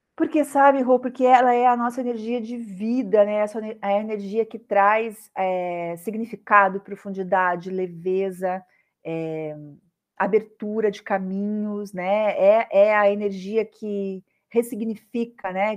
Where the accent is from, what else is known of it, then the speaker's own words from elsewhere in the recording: Curitiba, Paraná, Brazil; moved away as an adult; now in Rio de Janeiro, Brazil; Eu sou curitibana, sou do sul aí que nem você e vim morar no Rio de Janeiro